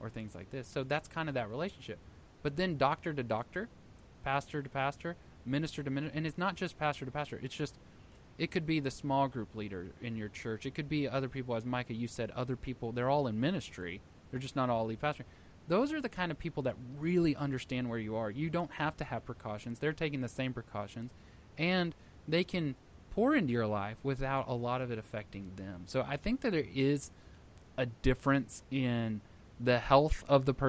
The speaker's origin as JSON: {"language": "English", "region": "Texas", "country": "United States", "said": "I'm from Texas"}